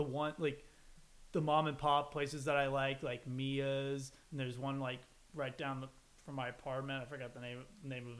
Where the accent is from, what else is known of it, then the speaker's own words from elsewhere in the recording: Texas, United States; as a Texan